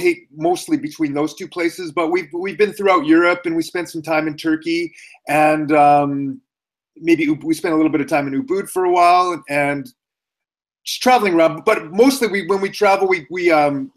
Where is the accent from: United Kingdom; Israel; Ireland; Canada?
Canada; moved away as an adult; also born or lived in Japan; now in Calgary, Canada; I'm Canadian